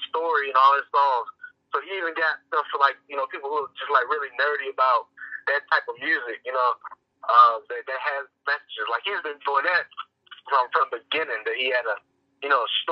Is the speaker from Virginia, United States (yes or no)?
yes; Chesapeake, Virginia, United States; I'm from Chesapeake.